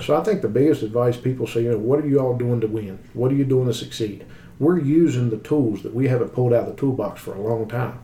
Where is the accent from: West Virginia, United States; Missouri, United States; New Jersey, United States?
West Virginia, United States; I come from a, a, small town in West Virginia. You know, I grew up in West Virginia